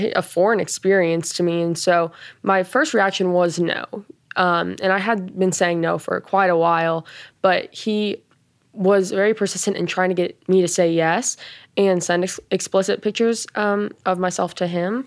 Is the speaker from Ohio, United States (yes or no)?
no; Boulder, Colorado, United States; I'm from Boulder, Colorado